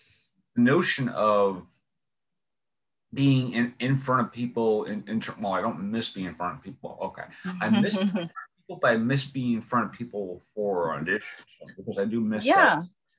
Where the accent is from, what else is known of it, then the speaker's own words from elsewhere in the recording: New York City, New York, United States; accent: Brooklyn-ish, New York; I live in Brooklyn, so my accent, you know, falls along the lines of being a very Brooklyn-ish type of accent.